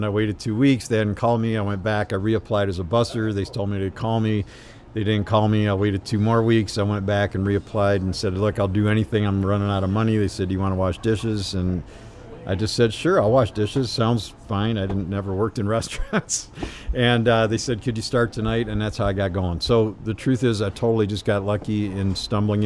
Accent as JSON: {"language": "English", "town": "Chicago", "region": "Illinois", "country": "United States", "tie": "born or raised there", "moved": "as an adult", "lives_now": "Ann Arbor, United States", "said": "I grew up in Chicago"}